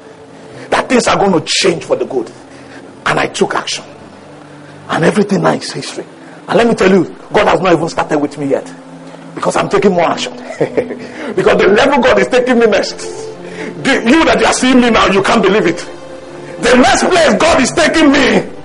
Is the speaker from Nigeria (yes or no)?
yes; Mokwa, Niger State, Nigeria; moved away; I grew up in Mokwa. Do you know where Mokwa is? Mokwa is Niger State.